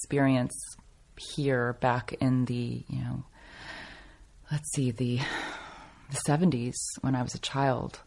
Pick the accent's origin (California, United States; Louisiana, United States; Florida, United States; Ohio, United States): California, United States; Los Angeles; I loved growing up here